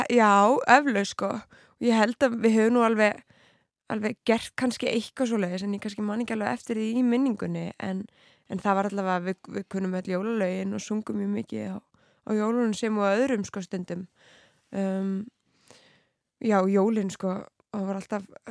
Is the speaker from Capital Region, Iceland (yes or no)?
no; Keflavík, Southern Peninsula, Iceland; moved away as an adult; now in Reykjavík, Iceland; ég er uppalinn allavega í Keflavík mm. og bjóð þar eiginlega allt mitt líf.